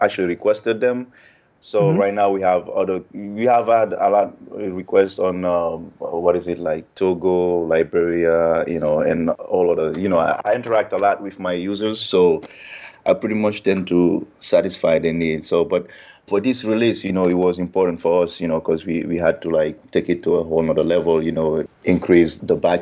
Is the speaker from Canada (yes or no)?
no; Guinea; now in United States; I'm originally from Guinea